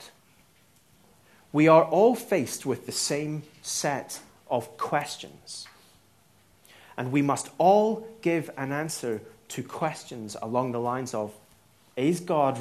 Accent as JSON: {"language": "English", "region": "Northern Ireland", "country": "United Kingdom", "said": "I'm Northern Irish"}